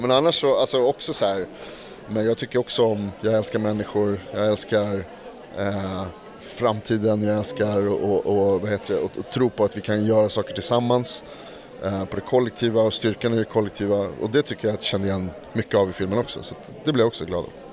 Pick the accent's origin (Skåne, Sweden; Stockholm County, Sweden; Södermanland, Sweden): Stockholm County, Sweden; Stockholm; jag är från Stockholm, jag är från Stockholms innerstad